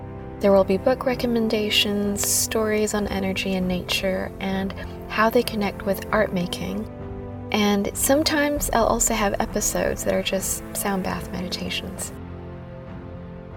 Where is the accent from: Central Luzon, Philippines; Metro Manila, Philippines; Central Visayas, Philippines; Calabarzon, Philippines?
Metro Manila, Philippines; Manila; accent: slightly American / Filipino; moved away as an adult; also born or lived in Whanganui, New Zealand; now in Auckland, New Zealand; I was born and raised in Manila, Philippines, and then immigrated here to New Zealand 15 years ago.